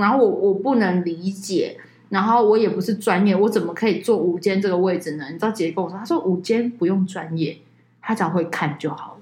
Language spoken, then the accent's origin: Chinese; Taiwan; 我们台湾人嘛